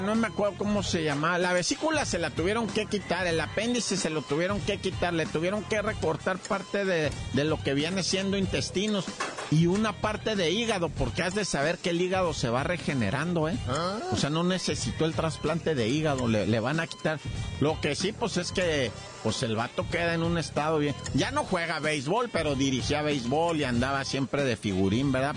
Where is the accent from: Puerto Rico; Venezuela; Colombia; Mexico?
Mexico; en México somos 80 millones de usuarios de WhatsApp